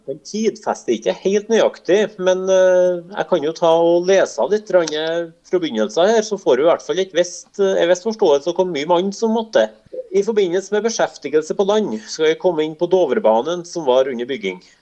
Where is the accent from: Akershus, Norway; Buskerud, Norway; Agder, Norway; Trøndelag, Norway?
Trøndelag, Norway; near Lofjorden in Åsenfjorden; Da er vi ikke så langt unna der jeg er fra